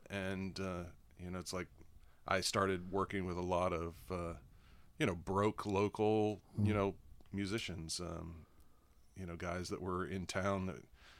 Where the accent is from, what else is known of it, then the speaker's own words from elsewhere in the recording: Salina, Kansas, United States; moved away as an adult; also born or lived in Florida; I'm from Kansas.